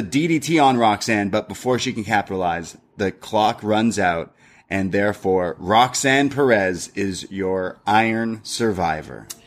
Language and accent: English; Canada; We're Canadian and British